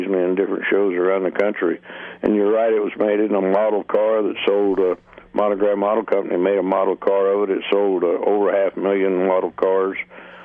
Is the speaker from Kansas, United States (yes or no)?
yes; Wichita, Kansas, United States; I was brought up in Wichita, Kansas